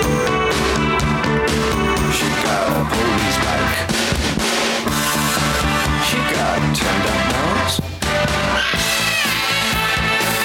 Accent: New Jersey, United States; that's where I grew up in Jersey

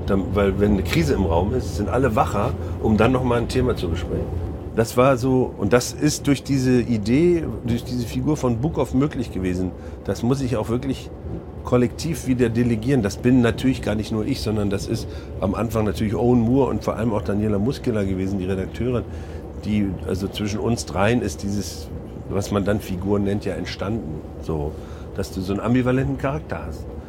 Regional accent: Mecklenburg-Vorpommern, Germany; now in Hamburg, Germany; Mecklenburg ist auf jeden Fall meine Herkunft und da, da stehe ich auch total gerne zu

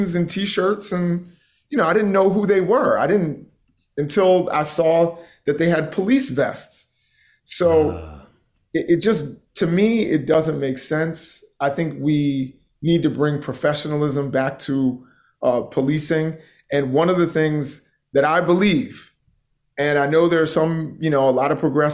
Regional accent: Baltimore, Maryland, United States; I'm from the Baltimore area

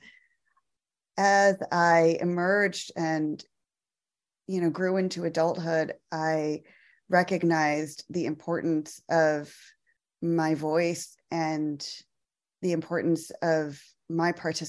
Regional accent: Michigan, United States; now in Atlanta, United States; I grew up in Michigan, actually. I'm a daughter of Indian immigrants.

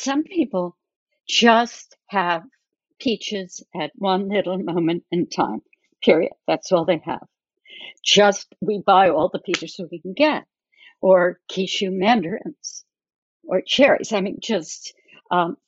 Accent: New Jersey, United States; I grew up in New Jersey

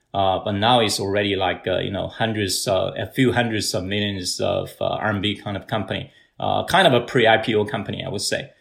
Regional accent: Hebei, China; moved away; my hometown province, Hebei province

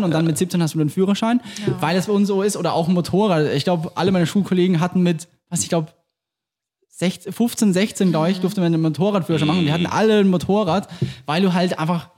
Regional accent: Austria; accent: Austrian; moved away; das, ist alles eigentlich wirklich mein Dialekt. Das ist nur ein überspitzter Wiener Dialekt

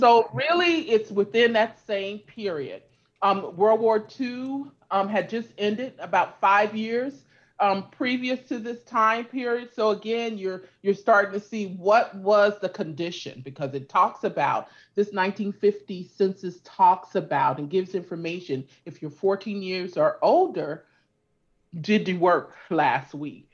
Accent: California, United States; also born or lived in Louisiana; I grew up in California

